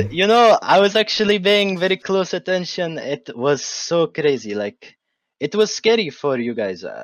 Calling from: Baghdad, Baghdad Governorate, Iraq; English is a second language; Uh, Baghdad, Iraq.

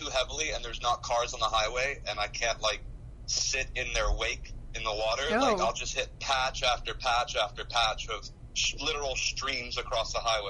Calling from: Miami, Florida, United States; I'm calling from Miami, Florida.

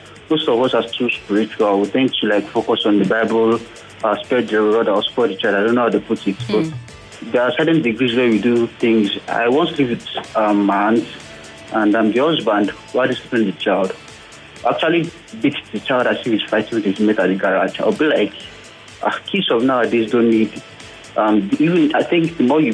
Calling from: Lagos, Nigeria; calling from Yaba

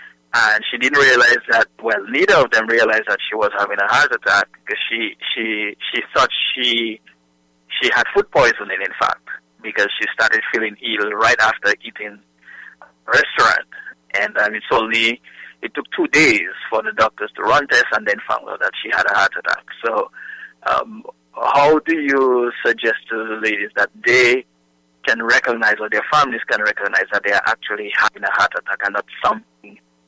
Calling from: Texas, United States

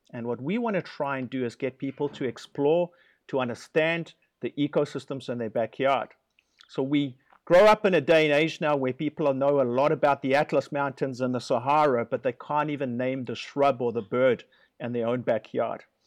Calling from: Guanacaste, Costa Rica; I am calling you from Guanacaste, uh, which is the northernmost province in Costa Rica

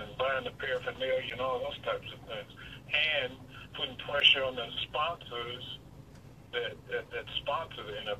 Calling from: Detroit, Michigan, United States; Okay, I'm calling from Westside, Detroit.

